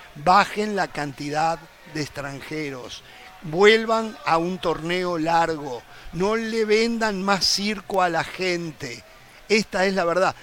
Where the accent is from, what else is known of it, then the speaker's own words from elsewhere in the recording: Uruguay; somos uruguayos